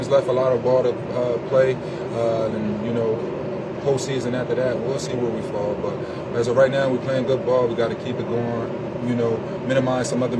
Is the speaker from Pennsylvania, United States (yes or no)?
yes; Philadelphia, Pennsylvania, United States; born or raised there